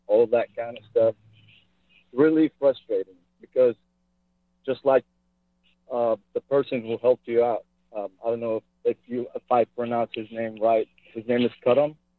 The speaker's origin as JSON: {"language": "English", "country": "Iraq", "moved": "yes", "lives_now": "Modesto, United States", "said": "I'm originally from Iraq"}